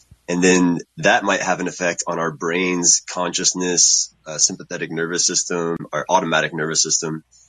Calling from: Texas, United States; What's up, Space Cadets? I'm from Texas.

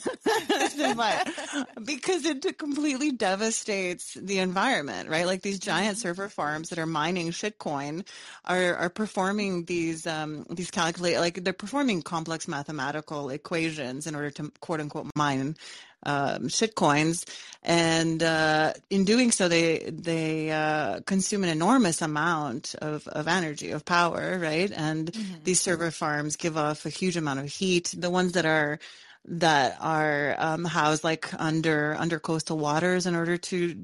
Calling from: Canada; I'm calling from Canada

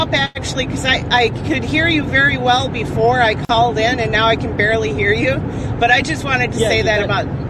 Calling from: Las Vegas, Nevada, United States; Las Vegas.

